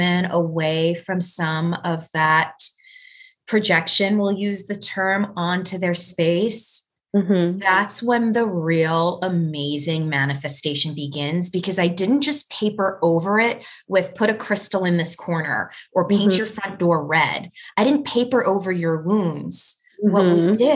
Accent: New York, United States; I'm a New Yorker

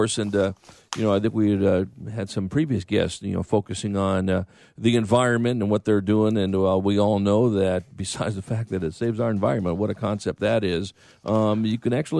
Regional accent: Los Angeles, California, United States; I grew up in Los Angeles and went to a school on the west side

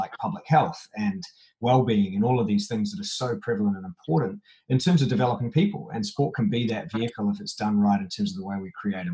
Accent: New Zealand; growing up in New Zealand. You know, we grew up playing every sport under the sun all day as long as we could

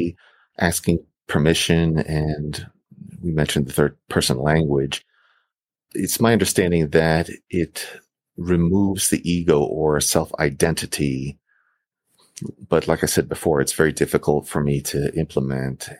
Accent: New York, United States; me growing up in New York

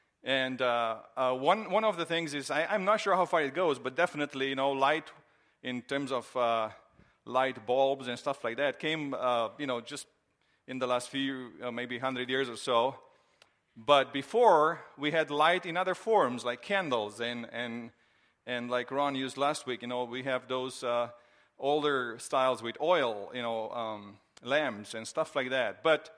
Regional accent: Romania; now in United States; One of the surprises that I had when I came from Romania years ago to the United States was Christmas time, and especially to see the Christmas decorations.

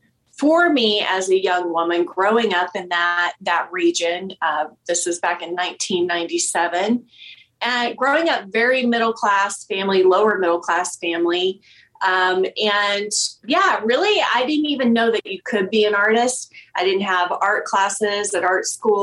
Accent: Amarillo, Texas, United States; also born or lived in Oklahoma; now in Denver, United States; I grew up little poor girl in Amarillo, Texas

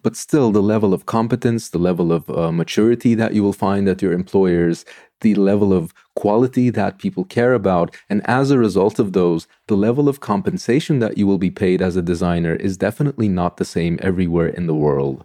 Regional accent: Istanbul, Turkey; moved away as an adult; now in Sweden; I am from Turkey. I grew up in Istanbul.

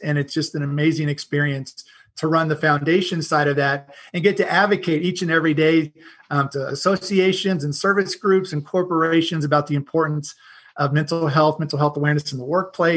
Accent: Oklahoma, United States; moved away as an adult; also born or lived in Seattle area; I grew up in the Midwest. I wasn't born in Oklahoma, but I always tell everybody I consider Oklahoma my home. I grew up there.

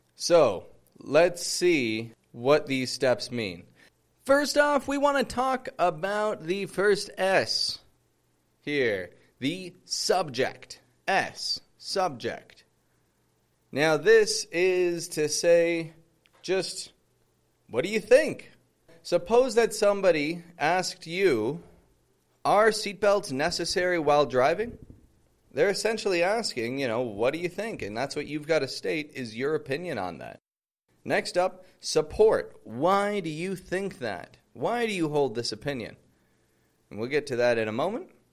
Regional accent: Toronto, Ontario, Canada; moved away as an adult; now in Mexico; I come from Toronto, living in Mexico at the moment

